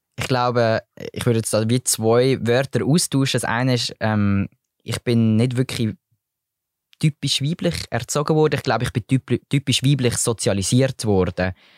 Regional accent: Switzerland; bei uns in der Schweiz

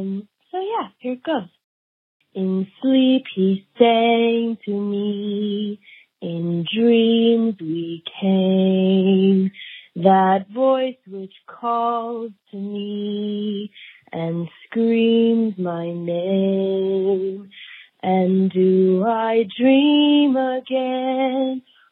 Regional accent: Washington, United States; I'm from Washington State

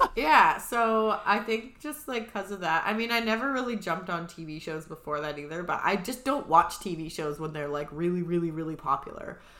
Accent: Vancouver Island, British Columbia, Canada; so we're obviously from Vancouver Island.

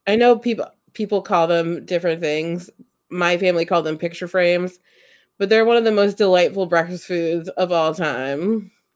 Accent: United States; I grew up in Amish country

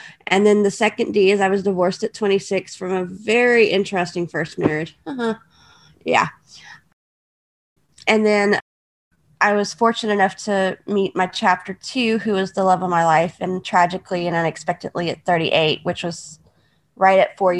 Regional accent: Houston, Texas, United States; I was born in Houston, Texas. That's where my parents were living at the time

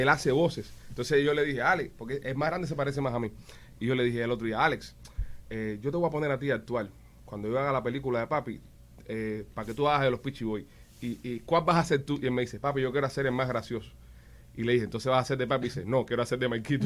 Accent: Cuba; moved away; yo de niño en Cuba

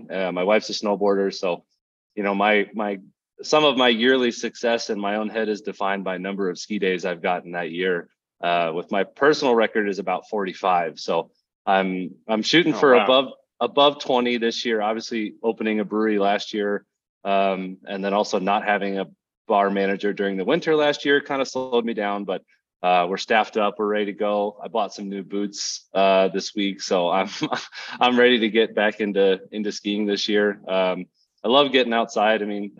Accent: Dallas, Texas, United States; moved away as an adult; also born or lived in Vermont / Maine / Arkansas; now in Colorado, United States; I grew up in Dallas, just north of Dallas, went to college in Vermont

